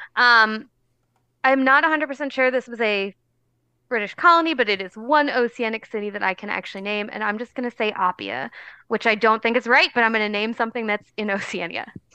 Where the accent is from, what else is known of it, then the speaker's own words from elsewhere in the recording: New Jersey, United States; I'm from New Jersey. The town I grew up in had a garbage dump